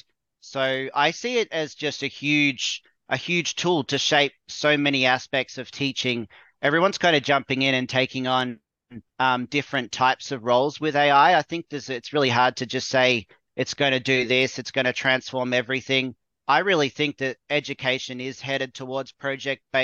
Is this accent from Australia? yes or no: yes; Australia; I'm from Australia.